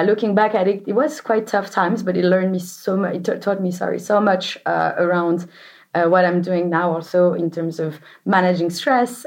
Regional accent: Strasbourg, Grand Est, France; moved away; also born or lived in Munich; I'm from Strasbourg

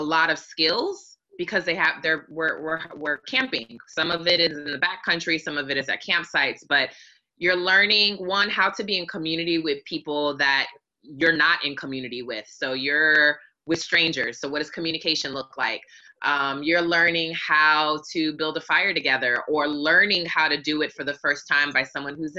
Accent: Hawaii, United States; now in Atlanta, United States; I grew up in Hawaii and basically lived on the beach.

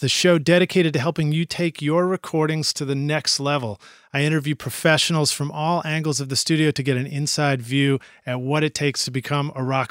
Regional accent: Nashville, Tennessee, United States; I'm from East Nashville.

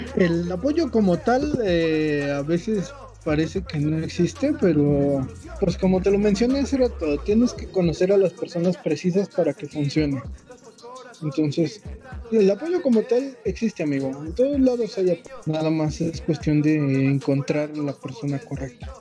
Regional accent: Tultepec, State of Mexico, Mexico; yo he eh, estado en algunos centros de acopio que se han montado precisamente aquí en la concha acústica de Tultepec.

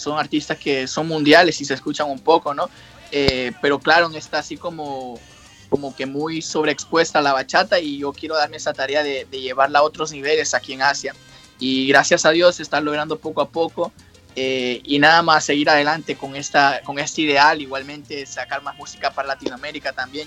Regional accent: Honduras; also born or lived in New York, United States; now in Japan; yo me crié fue en Honduras y parte de Nueva York

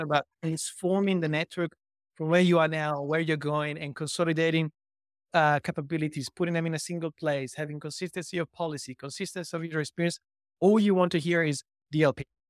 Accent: Italy; moved away as an adult; also born or lived in Milan; now in Australia; I was born in Italy and raised and lived o-, o-, b-, over there for over thirty years

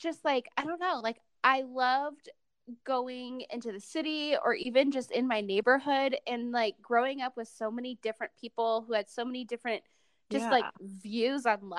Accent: Cleveland, Ohio, United States; now in Utah, United States; I'm from Cleveland

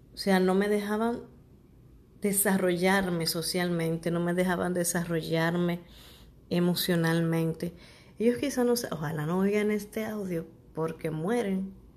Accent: Santo Domingo, Dominican Republic; Sabana Perdida es un, barrio de aquí de, República Dominicana, Santo Domingo.

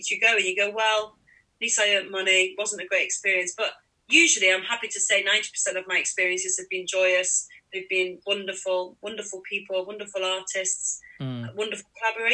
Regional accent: Manchester, North West England, United Kingdom; it was my hometown. I don't know if I said that, Manchester's

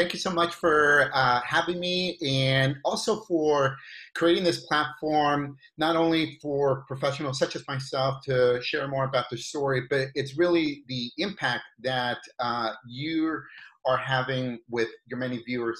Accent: California, United States; also born or lived in Riverside, California / Zacatecas, Mexico; we moved back to Zacatecas, Mexico, where my parents were from. I lived there until the age of five when economic reasons, we came back to California.

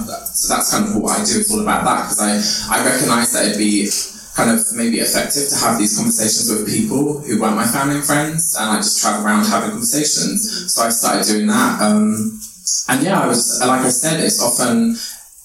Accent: London, United Kingdom; I'm from, like I said, Labrador Grove

